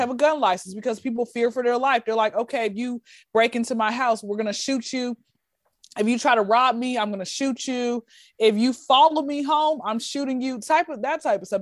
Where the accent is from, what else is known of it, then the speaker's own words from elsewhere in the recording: Atlanta, Georgia, United States; Born and raised in Atlanta, Georgia.